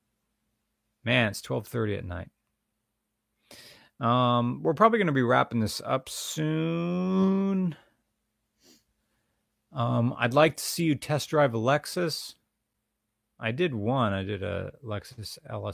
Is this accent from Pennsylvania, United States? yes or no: yes; Pennsylvania, United States; I'm from Pennsylvania